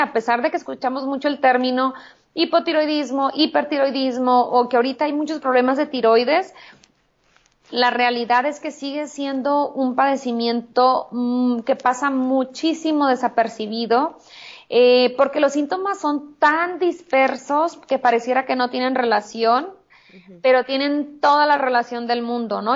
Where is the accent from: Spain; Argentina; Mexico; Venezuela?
Mexico; Hermosillo, Sonora; moved away as an adult; also born or lived in California; now in Tijuana, Mexico; en Hermosillo, en mi ciudad natal